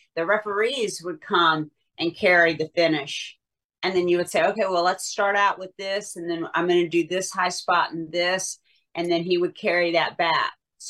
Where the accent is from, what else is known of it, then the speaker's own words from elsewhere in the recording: Southern US, United States; accent: Southern; because my Southern accent used to be really, really bad